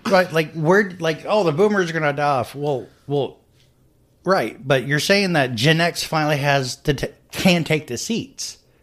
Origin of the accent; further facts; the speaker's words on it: United States; we're modern American adults